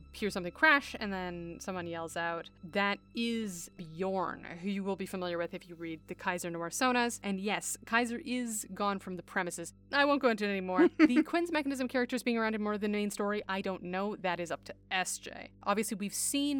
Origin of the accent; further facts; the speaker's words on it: Canada; I'm Canadian.